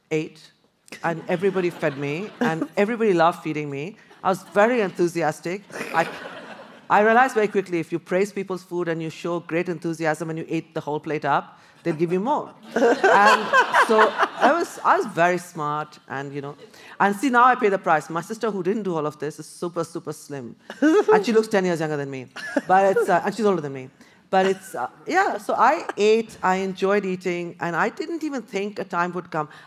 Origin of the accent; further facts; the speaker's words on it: Kolkata, West Bengal, India; I came from Calcutta, really buzzing, full of greenery.